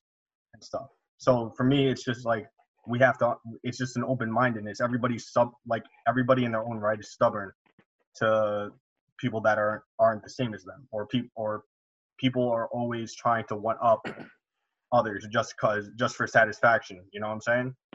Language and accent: English; New York, United States; I grew up playing soccer in New York.